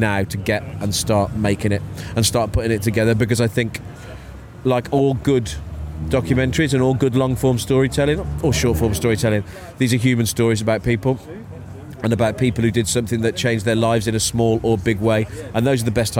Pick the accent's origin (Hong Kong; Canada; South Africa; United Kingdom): United Kingdom; Wolverhampton, West Midlands; I was born in Wolverhampton, born in New Cross Hospital